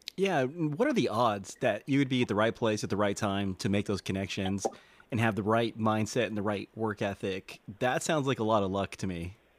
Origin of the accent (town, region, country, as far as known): Texas, United States